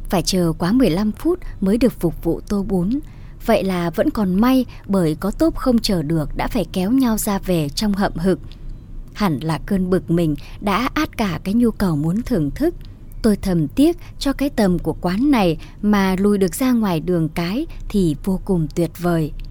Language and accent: Vietnamese; Phu Xuyen, Hanoi, Vietnam; ở một vùng đồng chiêm trũng ngoại ô Hà Nội, thị trấn Phú Xuyên quê tôi.